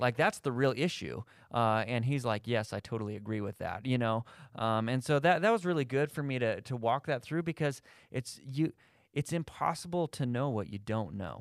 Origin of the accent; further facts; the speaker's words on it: Thornton, Colorado, United States; I grew up, I grew up in Thornton